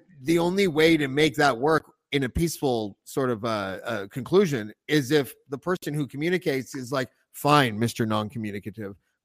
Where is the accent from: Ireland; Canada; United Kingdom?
Canada; as a Canadian